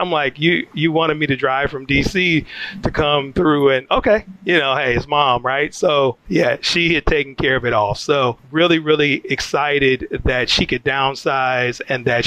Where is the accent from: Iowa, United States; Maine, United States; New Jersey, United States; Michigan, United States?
Michigan, United States; Detroit; moved away; Detroit, Michigan. Born and raised in Detroit, Michigan.